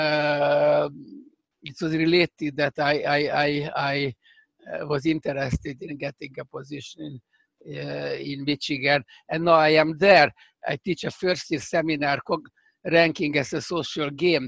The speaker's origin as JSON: {"language": "English", "region": "Budapest", "country": "Hungary", "tie": "born or raised there", "accent": "Hungarian", "second_language": "English", "moved": "as an adult", "lives_now": "United States", "said": "I grew up in Budapest, actually, in the Pest side"}